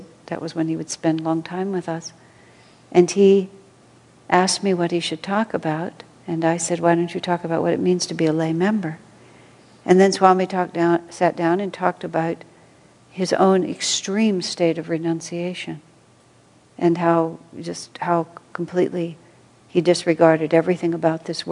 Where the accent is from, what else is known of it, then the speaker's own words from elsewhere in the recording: United States; moved away as an adult; I'm American